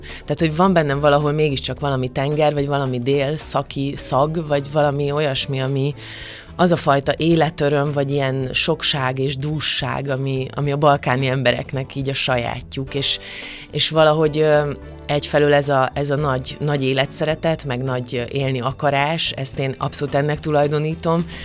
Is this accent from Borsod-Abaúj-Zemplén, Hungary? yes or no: no; Kökény, Baranya, Hungary; Pécs mellett van ez a kis falu, ahol én fölnőttem, de tényleg nagyon közel, szóval tulajdonképpen Melyik? agglomeráció, kökénynek hívják ezt a falut.